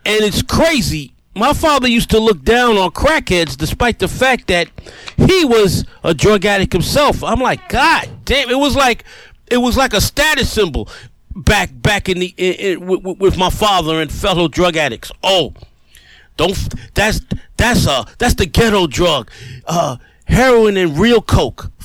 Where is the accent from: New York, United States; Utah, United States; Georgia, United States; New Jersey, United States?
New York, United States; New York City; also born or lived in New Orleans; Growing up in the Millbrook Projects in the South Bronx